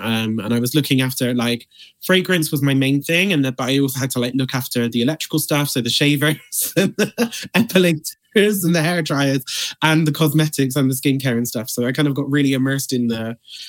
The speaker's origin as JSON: {"language": "English", "town": "Bristol", "region": "South West England", "country": "United Kingdom", "tie": "born or raised there", "said": "Back in Bristol. It was the Boots at Cribbs Causeway that I got my first job at."}